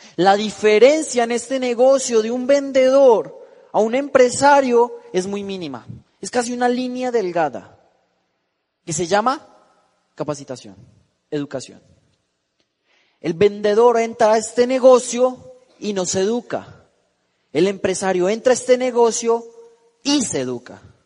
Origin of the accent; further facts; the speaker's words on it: Bogotá, Colombia; moved away; yo vengo de la ciudad de Bogotá, tengo 19 años